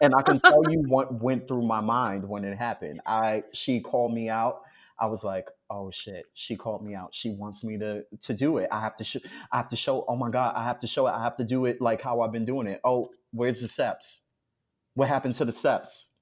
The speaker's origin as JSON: {"language": "English", "town": "New York City", "region": "New York", "country": "United States", "said": "I'm from Harlem"}